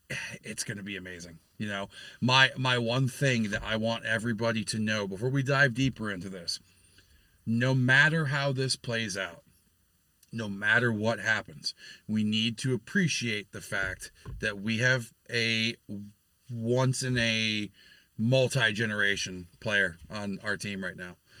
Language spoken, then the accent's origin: English; New York, United States; now in Pennsylvania, United States; my home state of New York